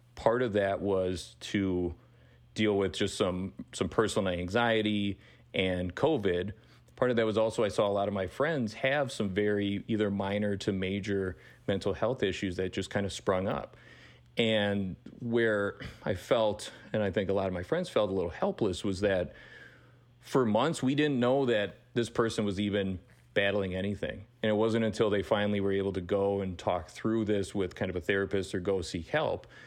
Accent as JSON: {"language": "English", "town": "Fond du Lac", "region": "Wisconsin", "country": "United States", "tie": "born or raised there", "also_born_or_lived": "Milwaukee, Wisconsin", "moved": "as an adult", "said": "born and raised in Fond du Lac, Wisconsin, and then moved to Milwaukee for, for college"}